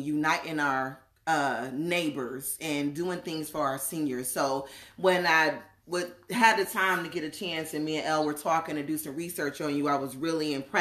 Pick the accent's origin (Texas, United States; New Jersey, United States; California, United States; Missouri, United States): New Jersey, United States; now in Seattle, United States; I'm from Jersey